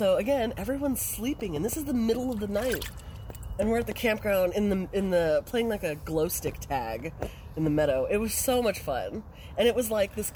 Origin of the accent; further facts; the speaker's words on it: California, United States; moved away; I grew up in California camping all through the Sierra Nevadas